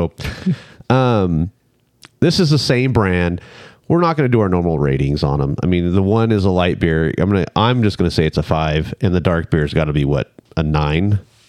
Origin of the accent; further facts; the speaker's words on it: United States; I'm American.